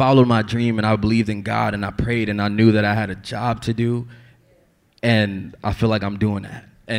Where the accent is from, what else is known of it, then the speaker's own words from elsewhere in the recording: Atlanta, Georgia, United States; I'm from Atlanta too.